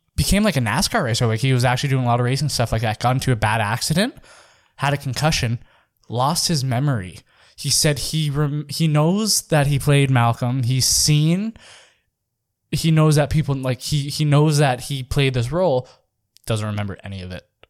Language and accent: English; Saskatchewan, Canada; I'm from Saskatchewan